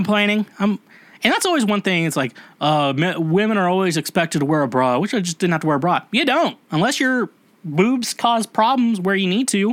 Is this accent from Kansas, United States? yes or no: yes; Kansas, United States; I'm from Kansas